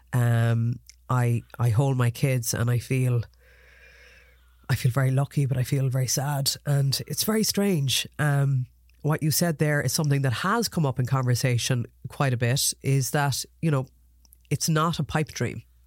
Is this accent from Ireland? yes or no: yes; Ireland; as Irish people